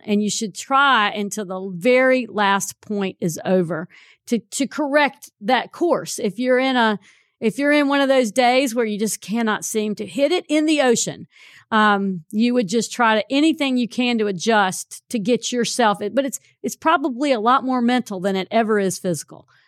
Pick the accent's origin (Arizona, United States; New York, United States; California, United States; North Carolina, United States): North Carolina, United States; Burlington; I grew up in Burlington